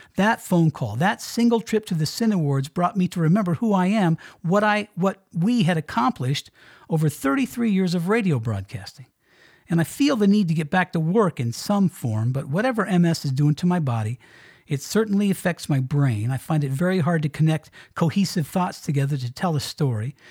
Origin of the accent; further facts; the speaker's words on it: Colorado, United States; moved away as an adult; also born or lived in Miami, Florida; Heading back out here to my home state in Colorado